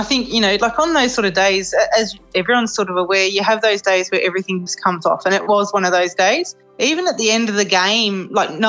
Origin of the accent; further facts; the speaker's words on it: Canberra, Australian Capital Territory, Australia; moved away; Born and bred in Canberra